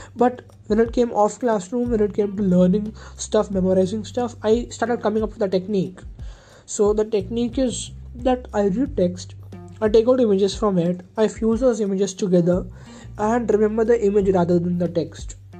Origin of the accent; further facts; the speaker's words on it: near Bangalore, Karnataka, India; moved away as an adult; now in Kanpur, India; I'm actually from Kanpur, Uttar Pradesh, where I was born, but my education from first standard happened uh, far, far away in a place near Bangalore. It was a residential hostel, and my past 12 years I spent over there